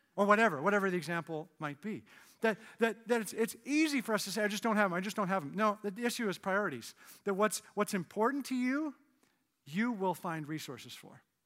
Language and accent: English; Canada; moved away as an adult; now in United States; I'm Canadian, and in two thousand four, I got my, my green card